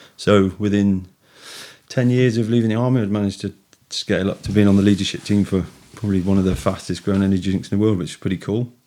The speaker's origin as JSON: {"language": "English", "town": "Hanwood", "region": "West Midlands", "country": "United Kingdom", "tie": "born or raised there", "said": "I grew up in Hanwood"}